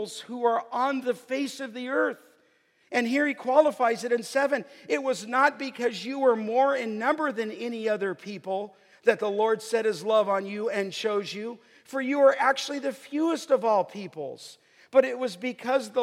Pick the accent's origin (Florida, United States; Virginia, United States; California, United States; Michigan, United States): California, United States; Los Angeles; I was a pagan kid growing up in the San Fernando Valley